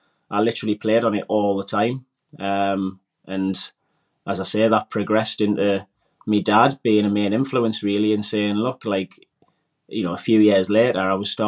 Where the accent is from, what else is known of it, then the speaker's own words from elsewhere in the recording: Wallsend, North East England, United Kingdom; Grew up in a small town, Walls End in Newcastle, and just basically grew up like everybody else in a normal sort of working class housing